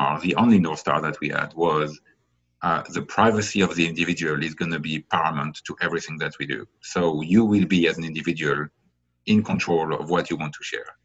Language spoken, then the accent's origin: English; France; now in United States; I was born in France, I live in the US